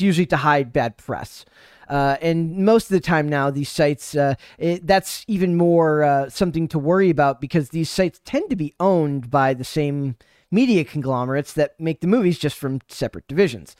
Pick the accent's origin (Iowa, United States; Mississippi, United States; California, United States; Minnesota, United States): Minnesota, United States; I'm from Minnesota